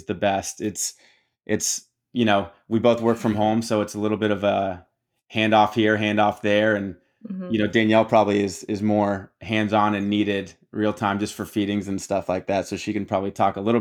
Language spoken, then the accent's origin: English; Tampa, Florida, United States; also born or lived in Miami, Florida / Tallahassee, Florida / Austin, Texas; I was born in Miami, grew up in Tampa, Florida